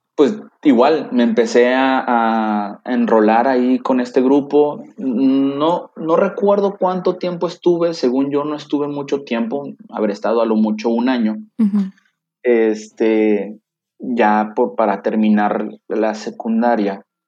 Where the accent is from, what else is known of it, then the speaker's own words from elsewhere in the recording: Tampico, Tamaulipas, Mexico; moved away as an adult; now in Monterrey, Mexico; yo soy originario de Tampico, Tamaulipas, la ciudad de La Jaiba Brava